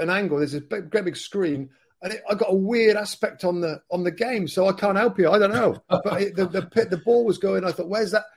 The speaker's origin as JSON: {"language": "English", "region": "England", "country": "United Kingdom", "said": "I'm an English guy in this pub in Italy"}